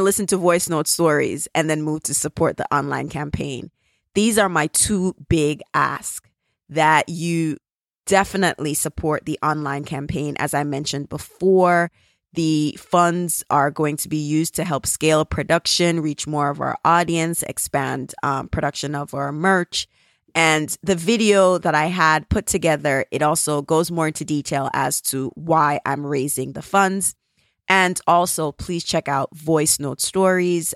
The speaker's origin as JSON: {"language": "English", "country": "Jamaica", "accent": "Jamaican", "said": "my Jamaican accent"}